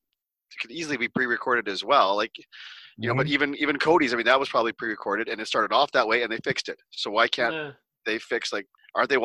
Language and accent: English; Canada; being Canadian